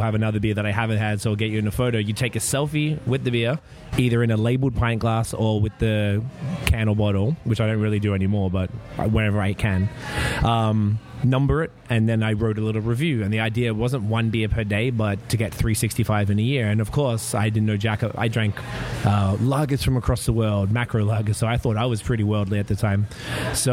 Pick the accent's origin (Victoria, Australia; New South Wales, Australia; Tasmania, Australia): Victoria, Australia; Melbourne; moved away as an adult; now in Canada; I am from Melbourne, Australia, as people could probably tell. I moved to Canada in September 2010